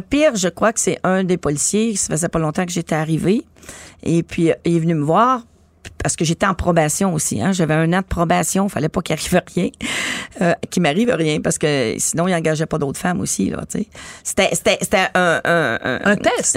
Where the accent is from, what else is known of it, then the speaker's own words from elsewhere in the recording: Montreal, Quebec, Canada; j'habitais à Montréal-Nord, c'était un gros boulevard euh, où j'habitais tout près